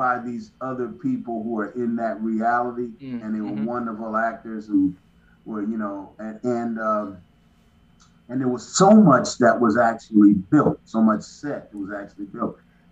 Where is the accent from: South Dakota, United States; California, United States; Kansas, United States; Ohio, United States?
Kansas, United States; Kansas City; moved away; also born or lived in Missouri; I grew up in Kansas City, Kansas, and Missouri, but mainly Kansas City, Kansas